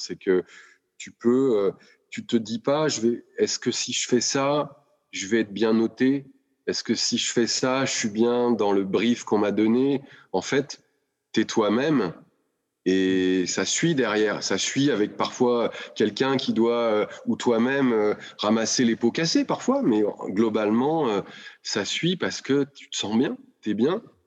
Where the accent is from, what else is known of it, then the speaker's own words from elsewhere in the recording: Lyon, Auvergne-Rhône-Alpes, France; moved away as an adult; rentrer à Lyon, puisque je suis lyonnais, avec ma femme et mes enfants pour nous rapprocher euh, de la famille